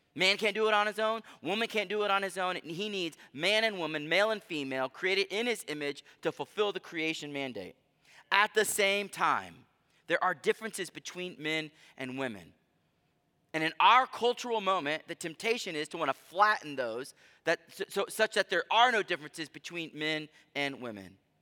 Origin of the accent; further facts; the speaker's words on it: United States; I love being American